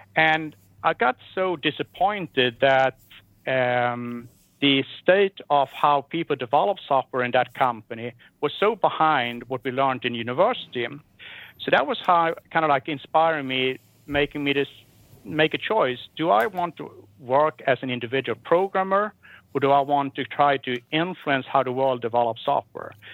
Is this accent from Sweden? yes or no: yes; Sweden; growing up in Sweden.